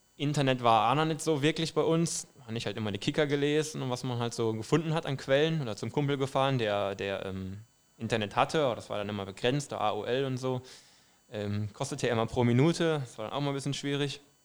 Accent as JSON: {"language": "German", "town": "Duisburg", "region": "North Rhine-Westphalia", "country": "Germany", "tie": "born or raised there", "said": "Äh, ich komme aus einem Vorort äh, von Duisburg, also aus dem westlichen Ruhrgebiet"}